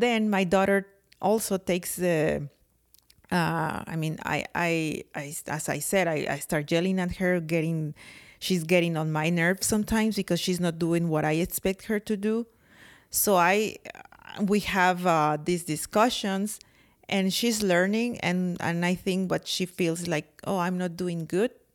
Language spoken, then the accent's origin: English; Mexico; accent: very thick accent; English is a second language; moved away as an adult; now in United States; at school in Mexico, I have English, uh, class